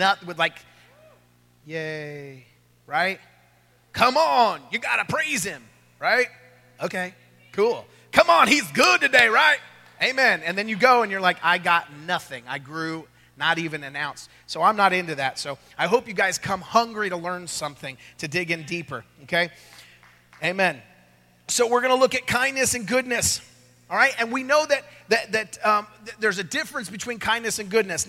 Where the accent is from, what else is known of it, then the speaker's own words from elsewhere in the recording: California, United States; now in Oklahoma City, United States; I'm from California